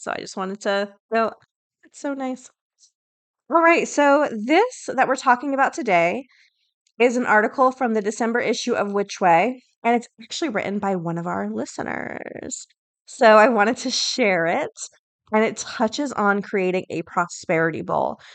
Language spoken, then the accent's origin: English; the South, United States; I grew up in the South